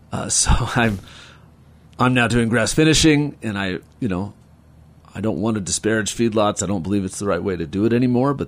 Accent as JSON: {"language": "English", "town": "Carbondale", "region": "Colorado", "country": "United States", "tie": "born or raised there", "also_born_or_lived": "Denver, Colorado", "said": "But and then I grew up in Cattle Creek"}